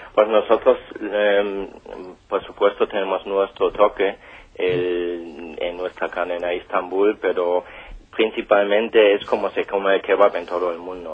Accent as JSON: {"language": "Spanish", "country": "Germany", "moved": "yes", "lives_now": "Spain", "said": "yo soy alemán"}